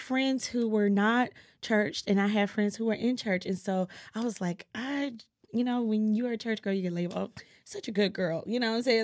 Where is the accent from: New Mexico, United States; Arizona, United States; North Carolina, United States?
North Carolina, United States; Greenville; Greenville, North Carolina, two five two